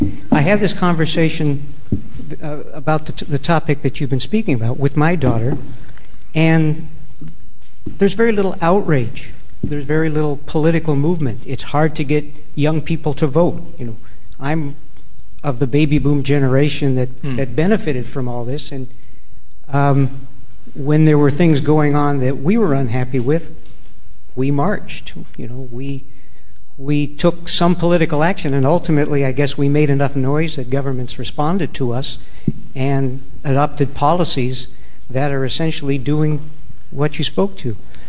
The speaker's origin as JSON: {"language": "English", "country": "Canada", "also_born_or_lived": "United States", "said": "I'm Canadian and American, and in both those countries, the situation is essentially the same."}